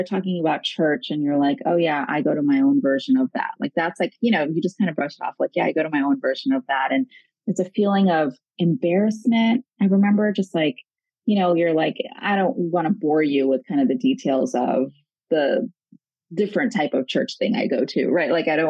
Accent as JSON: {"language": "English", "region": "New York", "country": "United States", "tie": "born or raised there", "said": "Because I was born here. I was born in New York, raised here."}